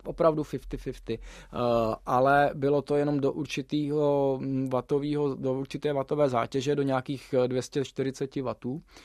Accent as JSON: {"language": "Czech", "country": "Czechia", "said": "jsem jako Čech mohl jezdit za reprezentaci Dominikánské"}